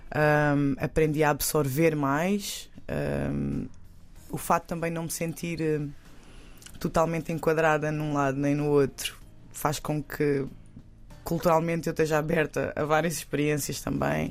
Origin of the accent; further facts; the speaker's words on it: Portugal; Eu nasci cá em Portugal, uhum. mas tenho África e Ásia no meu sangue. Um, e cresci muito com ambas as culturas, hum. e inclusive a portuguesa também